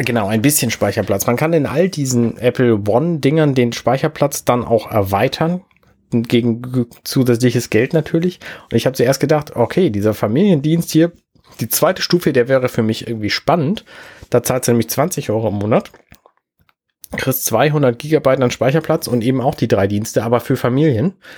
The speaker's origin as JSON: {"language": "German", "country": "Germany", "said": "bei uns in Deutschland"}